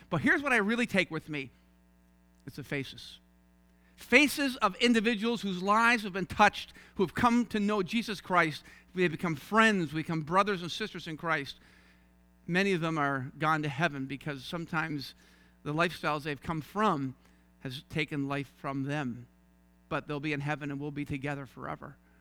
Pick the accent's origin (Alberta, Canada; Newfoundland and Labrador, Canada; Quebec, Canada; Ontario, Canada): Newfoundland and Labrador, Canada; St. John's; accent: Newfie; moved away as an adult; also born or lived in Toronto; I was raised in Saint John's, Newfoundland